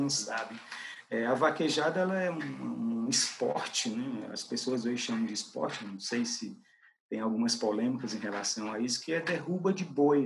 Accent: Cariré, Ceará, Brazil; morava na minha cidade, que é Cariré, né, minha, a cidade onde nasci

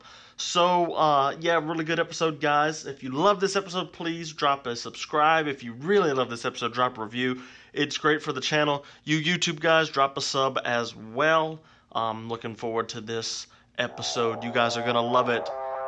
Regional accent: Baton Rouge, Louisiana, United States; I'm from Baton Rouge, man.

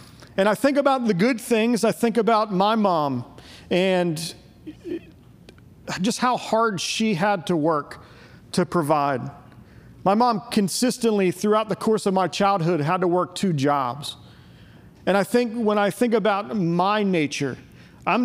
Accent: Pittsburgh, Pennsylvania, United States; moved away as an adult; also born or lived in Virginia; now in Murfreesboro, United States; I grew up in Pittsburgh, PA, the greatest city on earth

